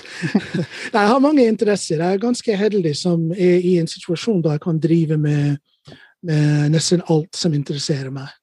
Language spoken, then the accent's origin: Norwegian; Ohio, United States; Norwegian is a second language; moved away as an adult; also born or lived in Chicago, United States / Hurum, Norway; now in Norway; Født og oppvokst i Ohio